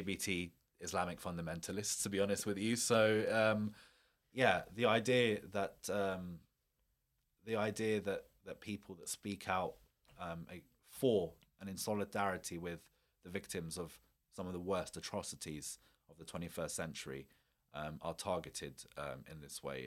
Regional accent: United Kingdom; me or my community as a British Muslim

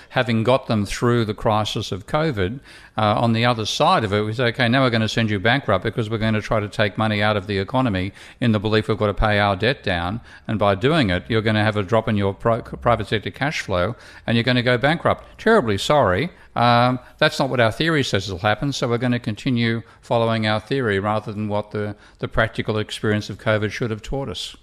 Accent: Australia; being Australian

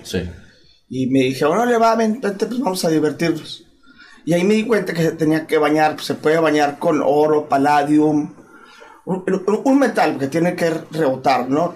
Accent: Chihuahua, Mexico; now in Monterrey, Mexico; Nací en Chihuahua, pero prácticamente este, ya, eh, tengo muchos años viviendo en, Monterrey

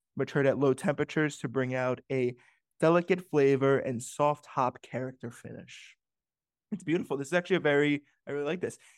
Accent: New Rochelle, New York, United States; moved away as an adult; also born or lived in Manhattan, New York / Bronx, New York; my parents moved to New Rochelle in the late 90s or the mid 90s when I was two years old. I was born in Manhattan and then lived in the Bronx

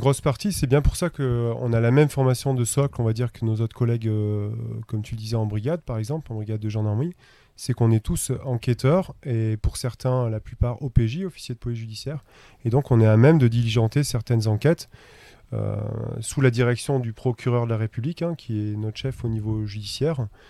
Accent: Auvergne-Rhône-Alpes, France; now in Chamonix, France; je suis originaire d'Auvergne

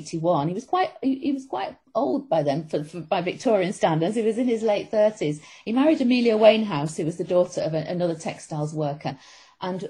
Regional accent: Manchester, North West England, United Kingdom; moved away; worked close to where I grew up myself in Manchester

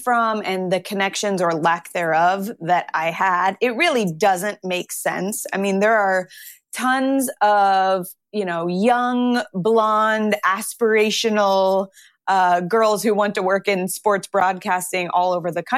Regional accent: Phoenix, Arizona, United States; moved away as an adult; now in New York City, United States; I grew up in Phoenix

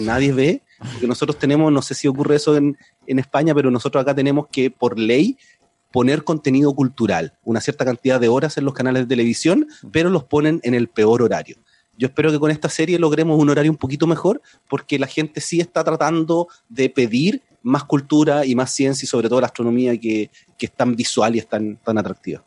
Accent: Chile; accent: Chilean; mi acento en el podcast, eh, acento chileno, y yo hablo normal, no trato de cambiar mi acento

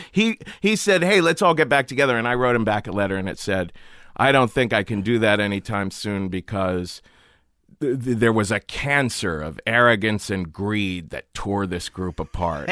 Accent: Cincinnati, Ohio, United States; I grew up in Cincinnati

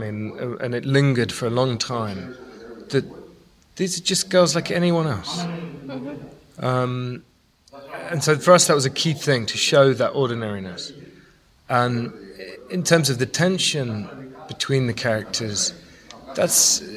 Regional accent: United Kingdom; now in Ethiopia; being British and living in Ethiopia

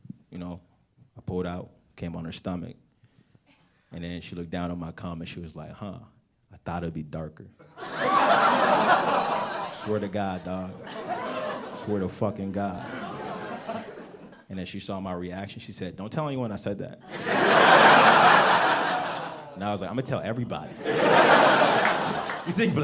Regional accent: United States; also born or lived in Nigeria; I'm from Africa, but I grew up right outside of Washington, D.C.

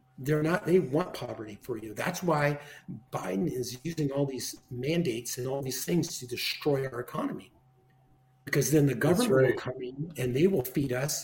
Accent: United States; Americans are fighters, and we never quit and we never give up.

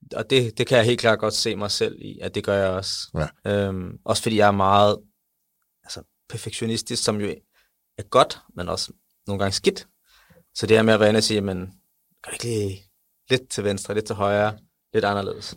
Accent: Denmark; jeg er fra Danmark, jeg er stolt af Danmark

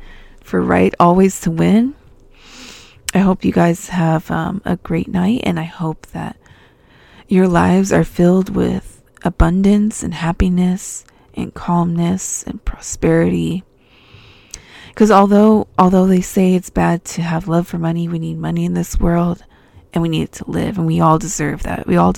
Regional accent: Albuquerque, New Mexico, United States; when I was growing up in New Mexico, I would go there every summer, and I used to find seashells in my backyard. And Albuquerque is like 5,000 feet above sea level.

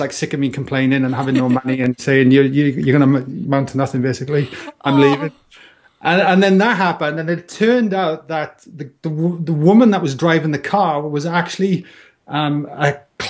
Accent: Wales, United Kingdom; moved away as an adult; I'm Welsh. I just seem to tell by my tropical accent. And it's kind of softened over the years. But yeah, look, I immigrated, I think now, 11 years ago, you know. So that was like when I was 30 years old.

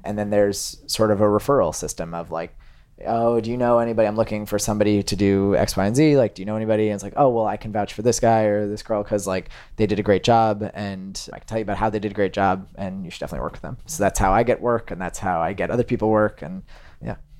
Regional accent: Massachusetts outside of Boston, United States; now in New York, United States; I grew up in Massachusetts outside of Boston

